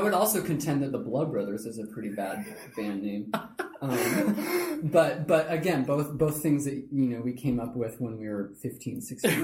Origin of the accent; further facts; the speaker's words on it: Kirkland, Washington, United States; also born or lived in Kenmore, Washington; I grew up in Kirkland